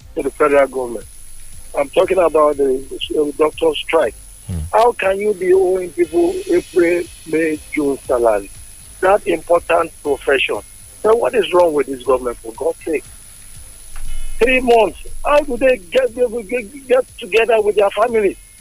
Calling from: Abeokuta, Ogun State, Nigeria; I'm calling from Abeokuta

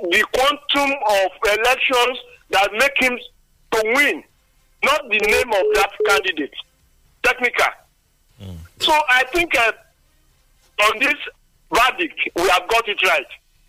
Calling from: Lagos, Nigeria; I'm coming from Lagos.

